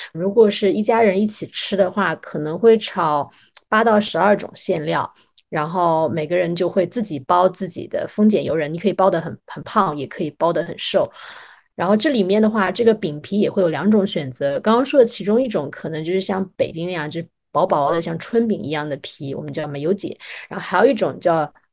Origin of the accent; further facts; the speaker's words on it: Taizhou, Zhejiang, China; now in Shanghai, China; 在我的家乡台州，清明通常是 家人团聚的一个时间